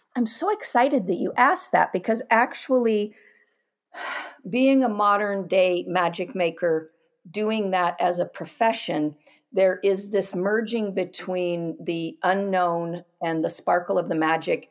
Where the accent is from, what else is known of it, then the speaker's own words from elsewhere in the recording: Pacific Northwest, United States; I grew up in the Pacific Northwest